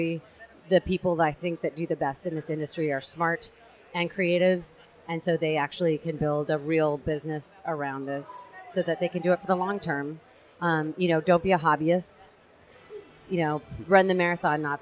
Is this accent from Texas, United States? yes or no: no; San Francisco, California, United States; also born or lived in Melbourne, Australia; I'm from San Francisco